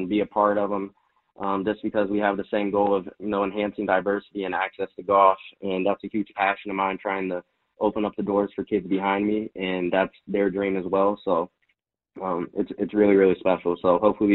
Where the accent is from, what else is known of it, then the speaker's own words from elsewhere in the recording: Ohio, United States; also born or lived in Michigan; Still love my Buckeyes because I'm from Ohio